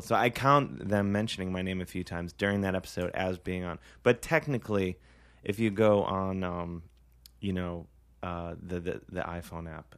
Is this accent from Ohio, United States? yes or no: yes; Ohio, United States; now in New York, United States; I'm from Ohio